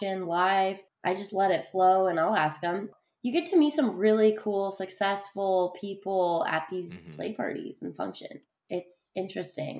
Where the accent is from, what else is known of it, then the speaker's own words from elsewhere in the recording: Utah, United States; I was born and raised in Utah